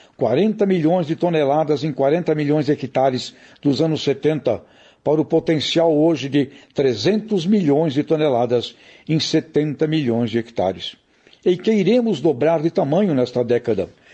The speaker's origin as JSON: {"language": "Portuguese", "country": "Brazil", "said": "somos brasileiros"}